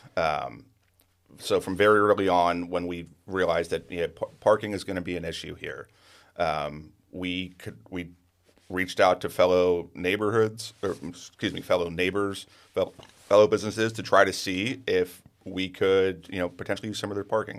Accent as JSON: {"language": "English", "town": "Penngrove", "region": "California", "country": "United States", "tie": "born or raised there", "said": "I was born and raised in Pengrove"}